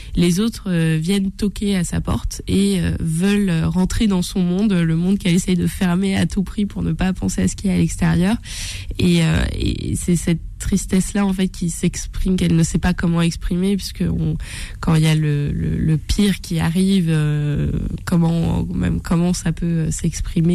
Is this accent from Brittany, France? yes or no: yes; Brittany, France; moved away as an adult; also born or lived in Rennes / Côtes-d'Armor / Gulf of Morbihan; now in Paris, France; je suis bretonne d'origine. Voilà, je suis une fausse parisienne.